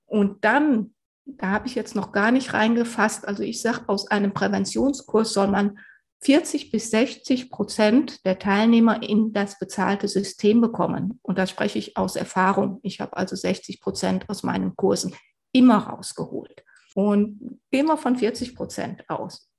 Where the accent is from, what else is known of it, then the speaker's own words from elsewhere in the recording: Sauerland, North Rhine-Westphalia, Germany; moved away as an adult; also born or lived in Mainz / Black Forest-Baar district; now in Bavaria, Germany; Ich bin im Sauerland aufgewachsen